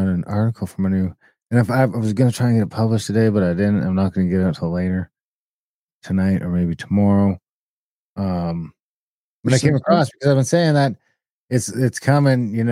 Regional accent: Canada; I am an Indian, so I'm going to say Indian because I am one. And that's what my card says. My card says registered Indian

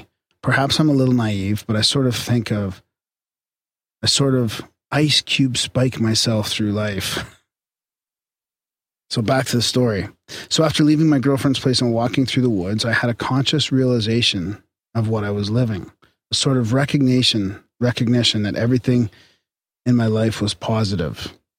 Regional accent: North Carolina, United States; I'm from North Carolina, and for some reason we met early and stayed together for our entire college time.

